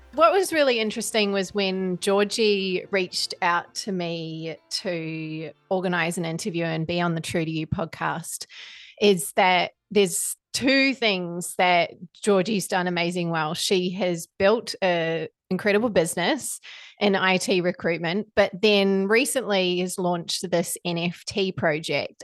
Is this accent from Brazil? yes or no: no; New Zealand; moved away as an adult; now in Australia; I came from New Zealand at nineteen